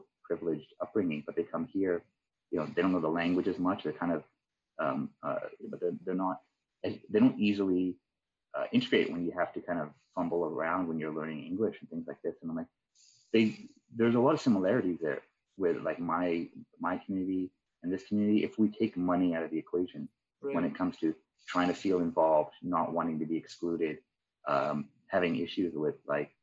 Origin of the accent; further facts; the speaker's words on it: Vancouver, British Columbia, Canada; I grew up in East Van. I grew up around Collingwood Renfrew area.